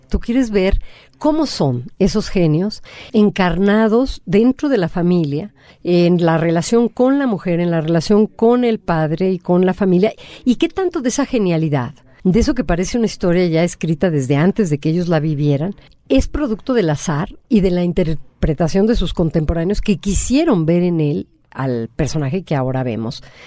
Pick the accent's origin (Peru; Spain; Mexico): Mexico